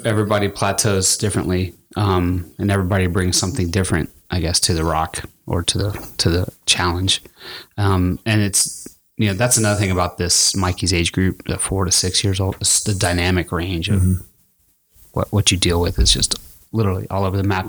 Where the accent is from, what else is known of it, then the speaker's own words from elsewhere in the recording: El Paso, Texas, United States; I grew up in El Paso, Texas